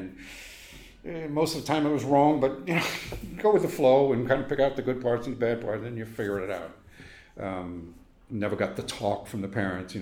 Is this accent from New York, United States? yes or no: yes; New York City, New York, United States; born or raised there